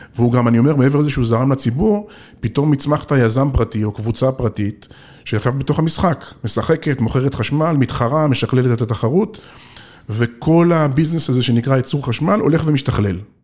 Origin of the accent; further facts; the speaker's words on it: Israel; אני קיבוצניק במקור